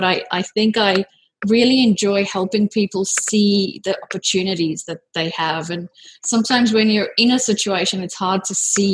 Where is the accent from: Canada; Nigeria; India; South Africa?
South Africa; moved away as an adult; now in Sydney, Australia; I'm actually originally from South Africa, but I've lived here in Sydney for almost 18 years now.